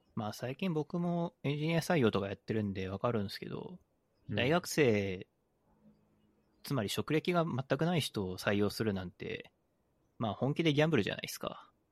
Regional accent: Aichi, Japan; 僕愛知県出身なので、基本的に輸出産業の街なんですよ

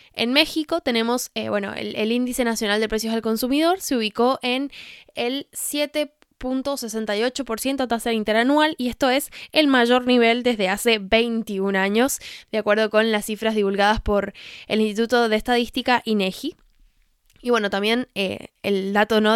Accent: Argentina; lo digo como argentina. Acá en Argentina

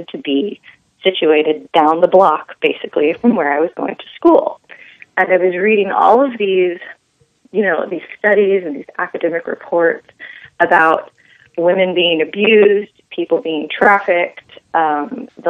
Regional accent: Los Angeles, California, United States; moved away as an adult; also born or lived in Texas; here in my hometown, the Los Angeles area

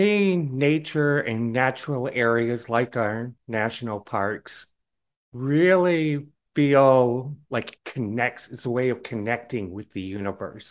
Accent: Tucson, Arizona, United States; my hometown in Tucson, desert

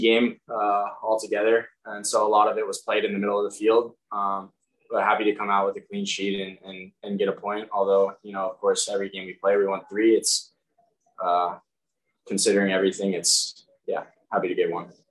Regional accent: Texas, United States; growing up in the Texas wind

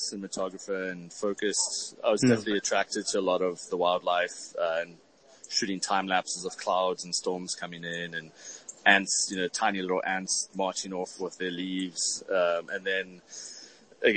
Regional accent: Cape Town, Western Cape, South Africa; moved away; So I'm originally from Cape Town, South Africa, so I speak a little funny with an accent

